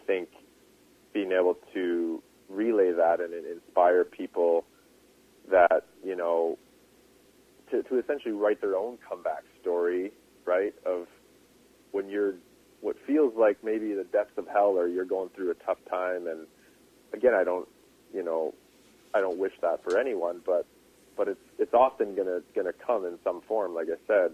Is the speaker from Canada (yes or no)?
yes; Revelstoke, British Columbia, Canada; my hometown uh-huh. in, in Revelstoke